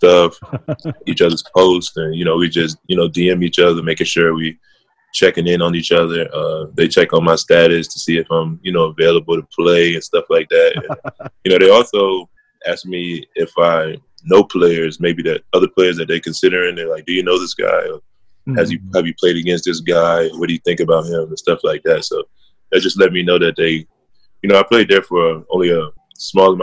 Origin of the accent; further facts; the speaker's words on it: United States; moved away as an adult; now in South Korea; me being American